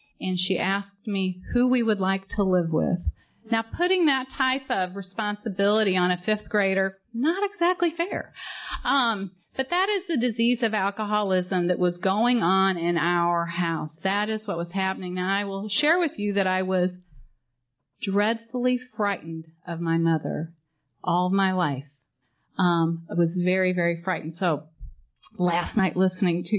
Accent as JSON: {"language": "English", "town": "St. Charles", "region": "Missouri", "country": "United States", "tie": "born or raised there", "also_born_or_lived": "Poplar Bluff, Missouri / Little Rock, Arkansas", "moved": "as an adult", "lives_now": "Orlando, United States", "said": "I grew up in St. Charles, Missouri"}